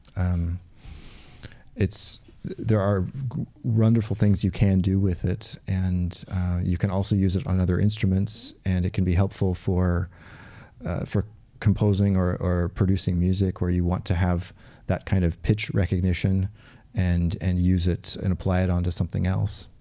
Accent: Portland, United States; where I grew up in Portland.

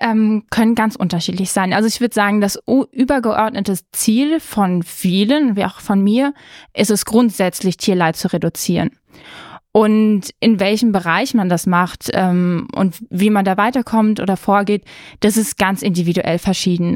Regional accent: Germany; wir sind in Deutschland aufgewachsen

